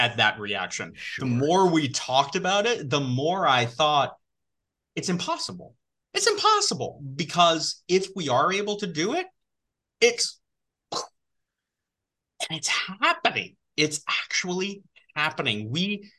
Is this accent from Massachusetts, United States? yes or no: no; New York, United States; I grew up in New York, born and bred New Yorker